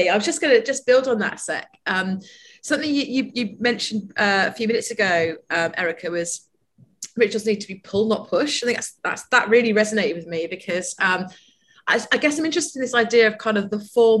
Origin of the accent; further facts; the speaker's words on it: United Kingdom; especially us being British